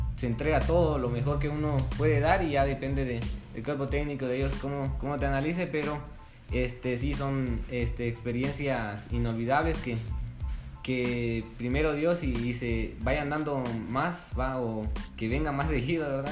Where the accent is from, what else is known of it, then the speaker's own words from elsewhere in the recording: San Pedro Sacatepéquez, San Marcos, Guatemala; soy de acá de San Pedro